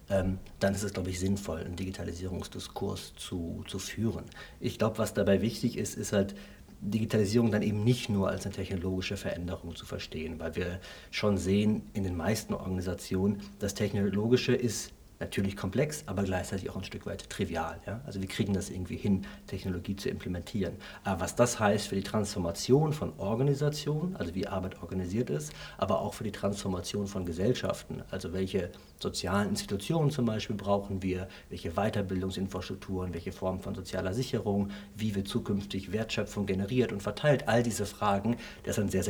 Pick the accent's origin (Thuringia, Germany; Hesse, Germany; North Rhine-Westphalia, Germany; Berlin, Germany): North Rhine-Westphalia, Germany; Essen; ich komme aus dem Ruhrgebiet, aus Essen.